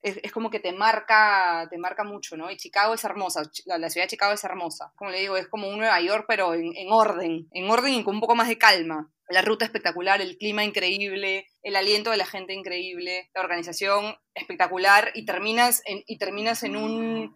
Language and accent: Spanish; Lima, Peru; el aeropuerto Jorge Chávez, que es mi aeropuerto en Lima